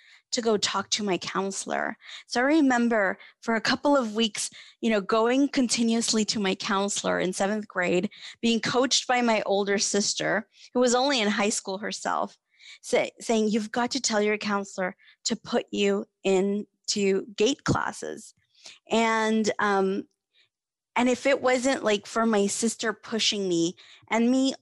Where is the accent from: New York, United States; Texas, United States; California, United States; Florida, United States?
California, United States; Fresno; also born or lived in Mexico; I have lived in Fresno since I was 7 years old